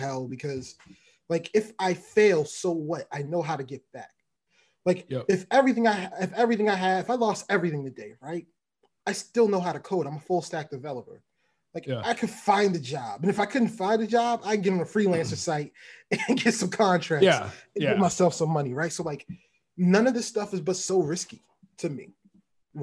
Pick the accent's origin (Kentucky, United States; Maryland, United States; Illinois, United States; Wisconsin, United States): Maryland, United States; Baltimore; moved away as an adult; also born or lived in San Francisco; growing up in Baltimore, like, you know, we grew up with meager means